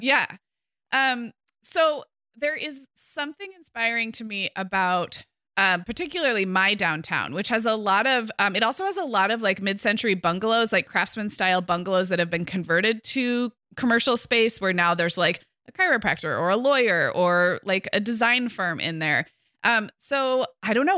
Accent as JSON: {"language": "English", "town": "Santa Barbara", "region": "California", "country": "United States", "tie": "born or raised there", "moved": "as an adult", "said": "I moved back to my hometown of Santa Barbara two years ago."}